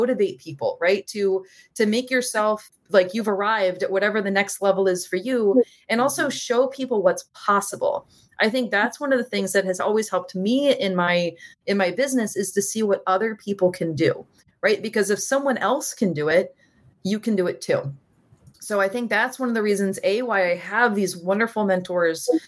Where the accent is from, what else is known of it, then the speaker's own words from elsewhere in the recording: New Orleans, Louisiana, United States; I'm from New Orleans and we're like celebrate kind of people